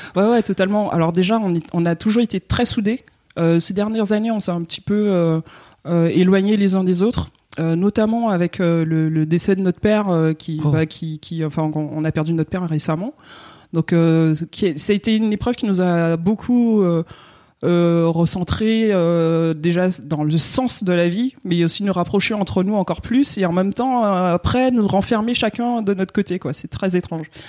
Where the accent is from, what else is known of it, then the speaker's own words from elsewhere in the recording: Guadeloupe; je viens de la Guadeloupe